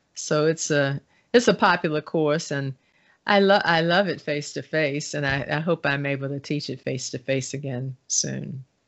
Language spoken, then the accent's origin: English; Baltimore, Maryland, United States; growing up in Baltimore in the nineteen sixties and nineteen seventies